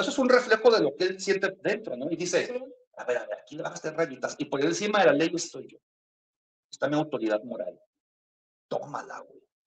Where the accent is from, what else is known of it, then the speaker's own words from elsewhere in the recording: Mexico; los que somos mexicanos